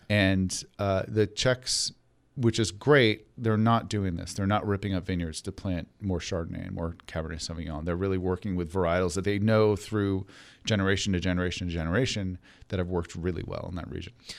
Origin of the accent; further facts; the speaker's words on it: New York, United States; I grew up in New York